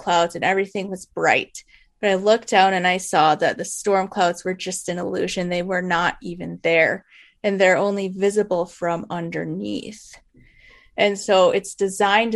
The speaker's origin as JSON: {"language": "English", "region": "Michigan", "country": "United States", "tie": "born or raised there", "said": "I was born and raised in Michigan"}